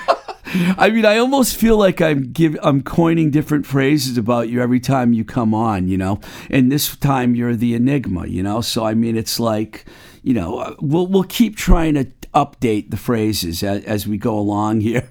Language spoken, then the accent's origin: English; Webster, Massachusetts, United States; the Book Lovers Gourmet in my hometown of Webster, Mass